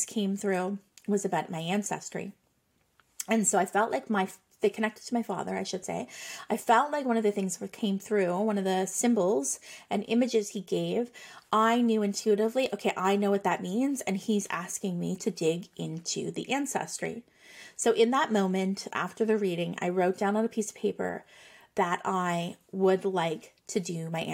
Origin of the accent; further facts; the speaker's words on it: Nova Scotia, Canada; I am from Nova Scotia, Canada